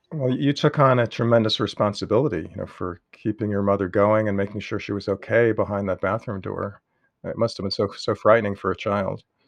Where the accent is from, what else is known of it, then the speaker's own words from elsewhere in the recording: New York City, New York, United States; now in Las Cruces, United States; I grew up in Queens